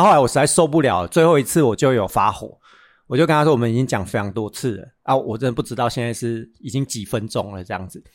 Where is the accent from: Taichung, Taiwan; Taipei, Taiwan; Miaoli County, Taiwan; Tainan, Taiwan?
Taichung, Taiwan; 我们台中人